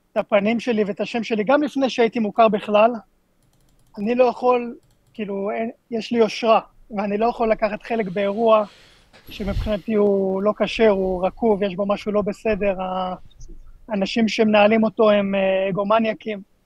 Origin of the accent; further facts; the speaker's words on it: Israel; אנחנו ישראלים